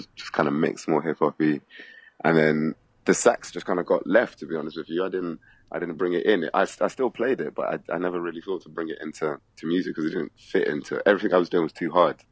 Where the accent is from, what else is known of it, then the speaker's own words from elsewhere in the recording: London, United Kingdom; I'm from London